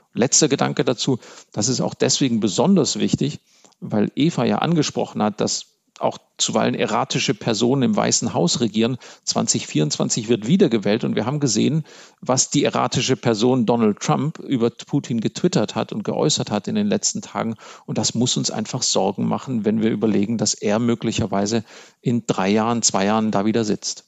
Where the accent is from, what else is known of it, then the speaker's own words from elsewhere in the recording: Germany; als Deutsche